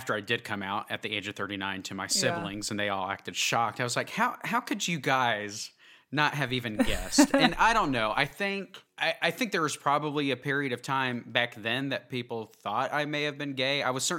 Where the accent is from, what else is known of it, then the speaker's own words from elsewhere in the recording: Oklahoma, United States; also born or lived in New Jersey; So I was born in New Jersey, actually, and I still have a lot of family up there. My dad was in the Air Force, so we actually ended up moving to Oklahoma when I wasn't even 1 year old, I think.